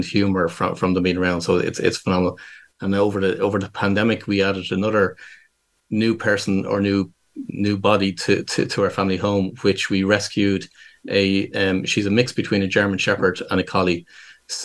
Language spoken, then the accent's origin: English; Dublin, Leinster, Ireland; I'm born and raised in Dublin in Ireland